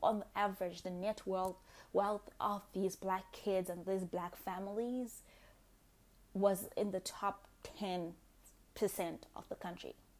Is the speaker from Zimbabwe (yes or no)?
yes; Zimbabwe; I was born in Zimbabwe after independence.